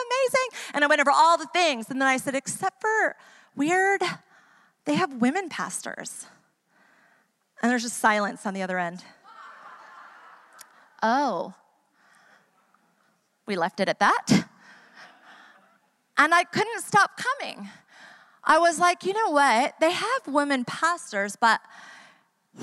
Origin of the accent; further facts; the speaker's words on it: New York, United States; also born or lived in Florida / Atlanta, Georgia / Ecuador; now in San Diego, United States; I grew up in New York